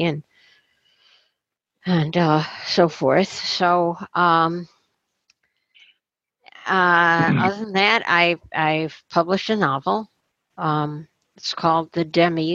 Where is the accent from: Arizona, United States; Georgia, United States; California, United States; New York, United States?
New York, United States; Rochester; my hometown